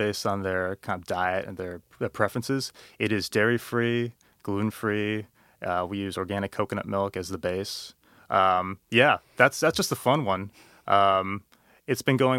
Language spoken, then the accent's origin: English; Oahu, Hawaii, United States; now in Portland, United States; growing up in Hawaii, my mom had just a wealth of spices and fruits growing in her backyard